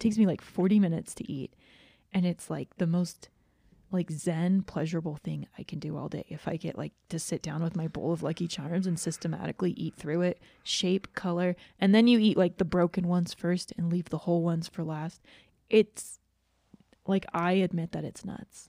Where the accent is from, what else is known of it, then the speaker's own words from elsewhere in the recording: Georgia, United States; moved away; I grew up in Georgia, so I'm very familiar with humidity and heat